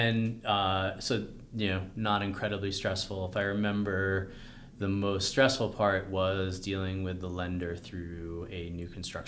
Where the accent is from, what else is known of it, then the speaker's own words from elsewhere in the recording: New York, United States; now in Colorado, United States; I grew up in New York